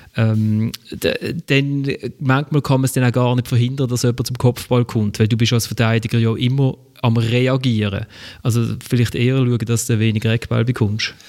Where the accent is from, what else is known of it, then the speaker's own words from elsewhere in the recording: Switzerland; wir als Schweizer